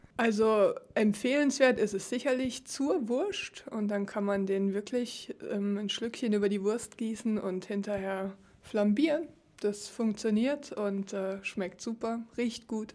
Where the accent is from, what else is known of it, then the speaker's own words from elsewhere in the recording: Germany; moved away as an adult; now in Ligerz, Switzerland; ich komme aus Deutschland